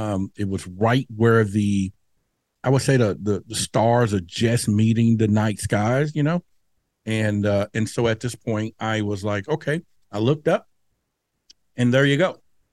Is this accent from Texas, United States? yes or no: yes; Dallas, Texas, United States; Now, where I grew up in Dallas at that time, near the Dallas Zoo, you know, we would play under the street lights.